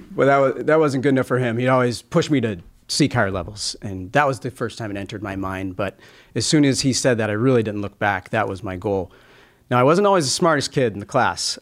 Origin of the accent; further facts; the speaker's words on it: El Dorado, California, United States; also born or lived in Los Angeles, California; I was born in Los Angeles. When we were young, my parents moved to Northern California.